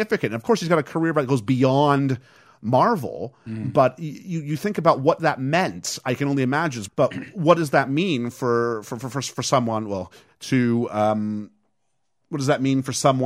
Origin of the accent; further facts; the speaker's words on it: Canada; moved away; As a Canadian who is very limited French